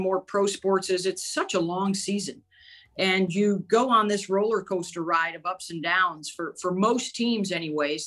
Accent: Syracuse, New York, United States; growing up in Syracuse, New York

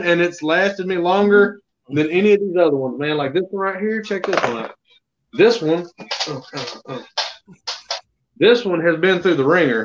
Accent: Alabama, United States; I'm born and raised in Alabama.

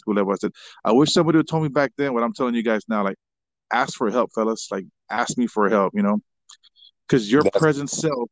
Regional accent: San Antonio, Texas, United States; moved away as an adult; also born or lived in Kansas; growing up in San Antonio back then, it seemed, I mean, I kind of still think it feels like a small town atmosphere here.

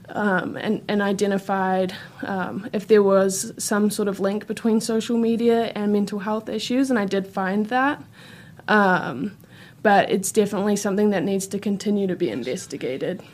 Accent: New Zealand; moved away as an adult; now in Gainesville, United States; I, I am from New Zealand

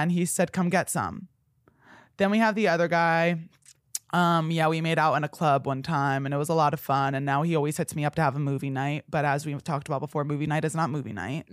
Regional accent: New Jersey, United States; moved away; I told him I was from New Jersey

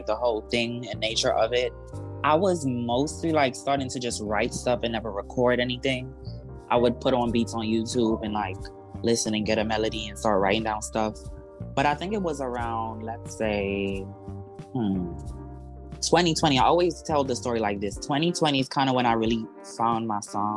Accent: Trinidad & Tobago; I am a Trinidadian born rapper / singer / producer.

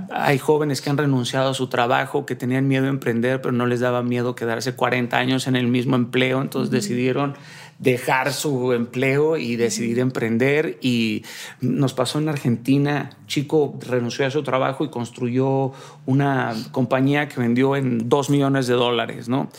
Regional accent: Mazatlán, Sinaloa, Mexico; yo soy de Mazatlán, Sinaloa

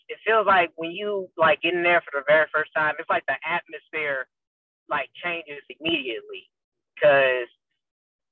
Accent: Memphis, Tennessee, United States; I was born and raised in Memphis, Tennessee

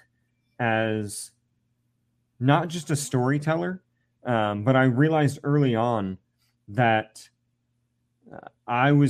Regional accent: Central Ohio, United States; I was from Central Ohio, so Ohio State Buckeyes were in my blood

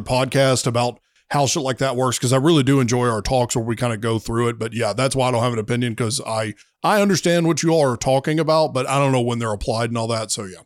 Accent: the South, United States; I'm from the South

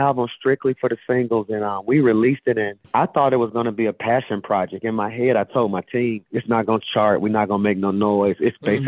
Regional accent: Birmingham, Alabama, United States; I'm from Birmingham, Alabama

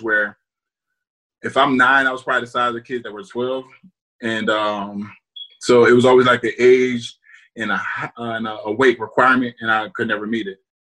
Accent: New Jersey, United States; moved away as an adult; also born or lived in Iowa; I went to Rutgers just because I'm from New Jersey

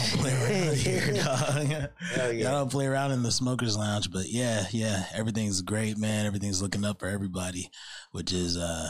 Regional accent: Chicago, Illinois, United States; also born or lived in Arizona; now in Sacramento, United States; everybody who knows me, they know I'm from Chicago

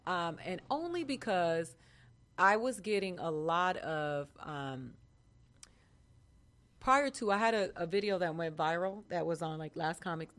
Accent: Boston, Massachusetts, United States; born there; I was born in Boston.

